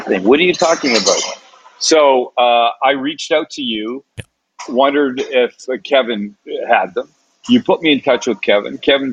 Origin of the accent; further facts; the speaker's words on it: Canada; accent: Canadian; now in San Diego, United States; I'm Canadian